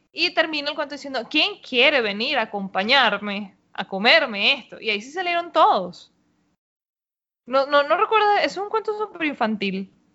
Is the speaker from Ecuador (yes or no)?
no; Venezuela